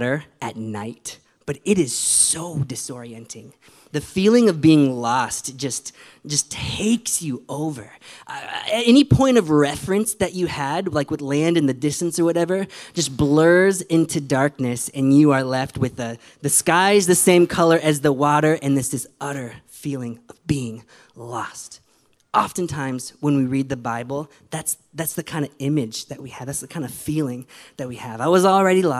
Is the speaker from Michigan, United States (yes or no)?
yes; Michigan, United States; I grew up in Michigan in the Midwest.